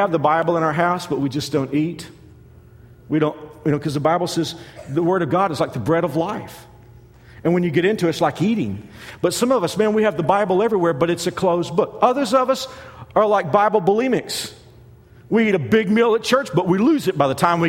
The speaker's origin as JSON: {"language": "English", "area": "Dallas-Fort Worth area", "region": "Texas", "country": "United States", "tie": "born or raised there", "said": "I'm from Texas. I'm from the Dallas-Fort Worth area. I grew up loving the Dallas Cowboys."}